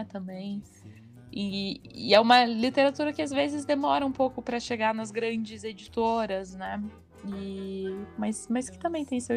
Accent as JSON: {"language": "Portuguese", "town": "Curitiba", "region": "Paraná", "country": "Brazil", "tie": "born there", "said": "em Curitiba, {S2} então eu oficialmente sou paranaense, mas a minha família é de Santa Catarina."}